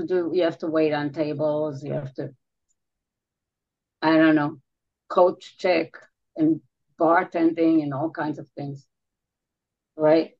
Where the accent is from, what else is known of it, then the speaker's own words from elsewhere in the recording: Israel; moved away as an adult; also born or lived in New York City; I was born and raised in Israel, and there I worked on big stages